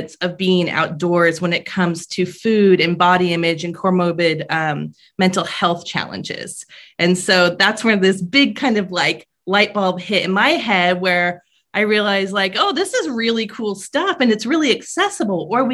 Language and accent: English; Paradise, California, United States; moved away as an adult; now in Vermont, United States; I grew up in Paradise, California, which is a small rural town in California